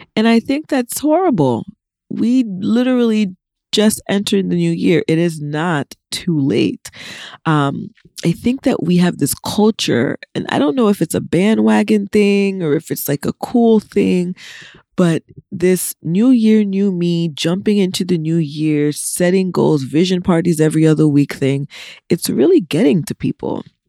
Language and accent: English; United States; I'm an American that was born here